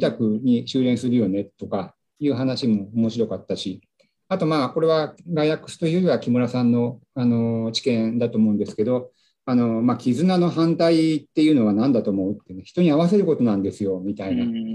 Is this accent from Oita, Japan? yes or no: no; Nagano, Japan; moved away; 故郷の長野県長野市